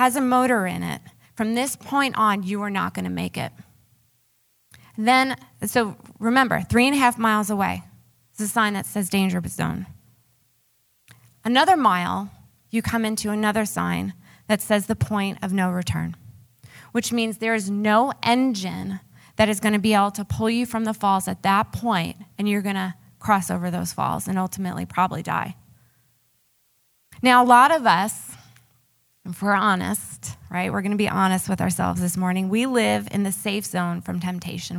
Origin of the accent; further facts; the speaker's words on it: Long Island, New York, United States; accent: New York; moved away; I actually grew up on Long Island